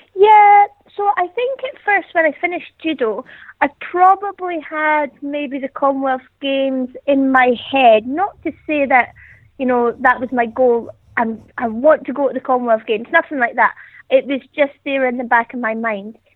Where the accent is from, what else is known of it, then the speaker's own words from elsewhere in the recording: the Highlands, Scotland, United Kingdom; moved away; I'm originally from the Highlands, so there's not really too much to do.